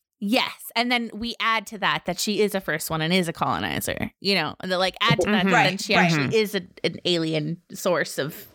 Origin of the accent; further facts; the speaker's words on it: Canada; "Oh, I'm from Canada."